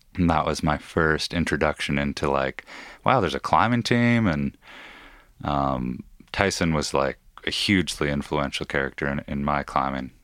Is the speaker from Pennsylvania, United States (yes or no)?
no; Issaquah, Washington, United States; I grew up in Issaquah, Washington, yeah, or just outside of it